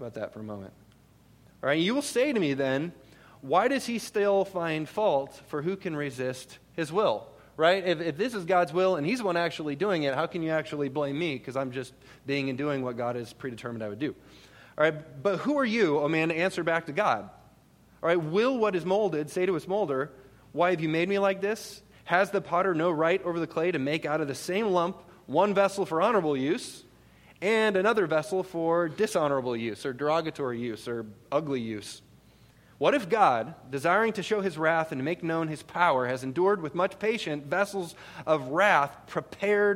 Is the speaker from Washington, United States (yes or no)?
no; Minnesota, United States; moved away; I'm originally from Minnesota, and my wife and I actually lived up in the Twin Cities for a while